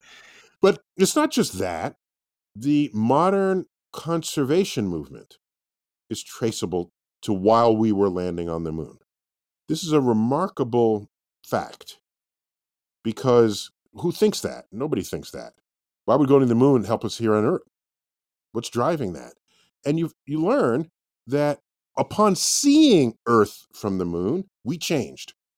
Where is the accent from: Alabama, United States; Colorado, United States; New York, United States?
New York, United States; New York City; I'm born and raised in New York City, in the Bronx